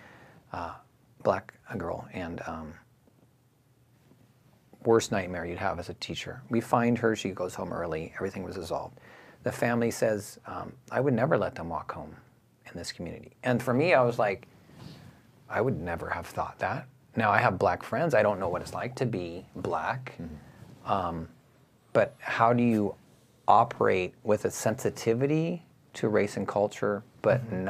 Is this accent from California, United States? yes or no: yes; Simi Valley, California, United States; also born or lived in San Diego; I grew up in Simi Valley, California